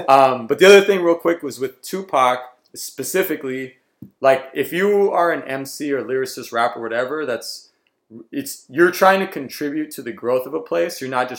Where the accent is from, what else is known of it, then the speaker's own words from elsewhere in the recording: the Bay Area, California, United States; growing up in the Bay.